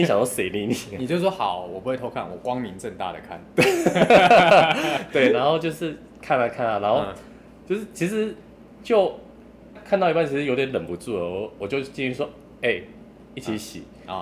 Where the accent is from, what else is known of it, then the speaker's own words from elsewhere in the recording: Kaohsiung, Taiwan; moved away as an adult; now in Taipei, Taiwan; 我是高雄人